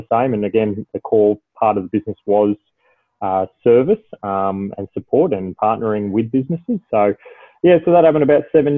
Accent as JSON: {"language": "English", "region": "Victoria", "country": "Australia", "tie": "born or raised there", "also_born_or_lived": "Adelaide, South Australia", "said": "I grew up in Adelaide, and I moved over here from my father getting relocated over to Melbourne. So I now reside in Melbourne, and I did my schooling and further education in Victoria"}